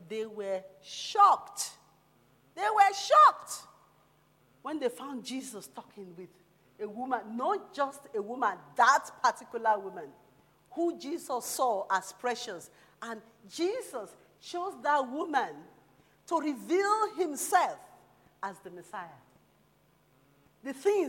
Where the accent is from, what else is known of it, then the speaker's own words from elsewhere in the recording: Nigeria; moved away; also born or lived in London; as a Nigerian person